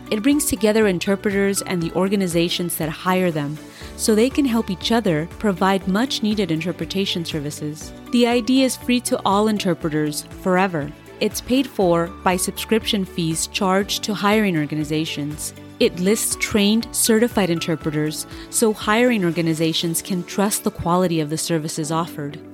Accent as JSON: {"language": "English", "region": "California", "country": "United States", "said": "as a Californian"}